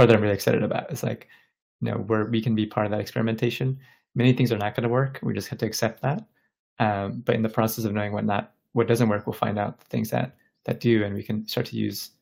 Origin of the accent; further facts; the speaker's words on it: Bangladesh; I was born in Bangladesh